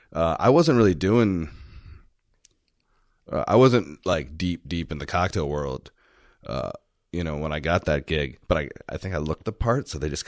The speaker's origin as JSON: {"language": "English", "town": "Houston", "region": "Texas", "country": "United States", "tie": "born or raised there", "also_born_or_lived": "Washington, D.C. / Savannah", "lives_now": "Austin, United States", "said": "I grew up in Houston."}